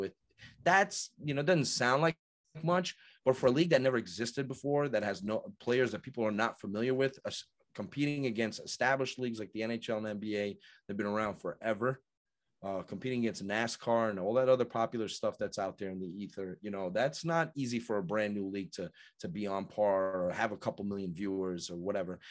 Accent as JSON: {"language": "English", "country": "United States", "moved": "yes", "said": "I'm originally from New York, so I'm used to saying certain words"}